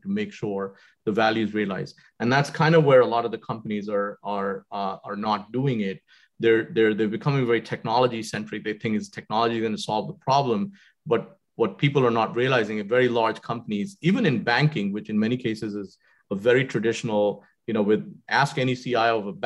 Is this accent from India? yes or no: yes; Jamshedpur, Jharkhand, India; also born or lived in Srinagar, Kashmir; I grew up in Jamshedpur. I was born in Srinagar in Kashmir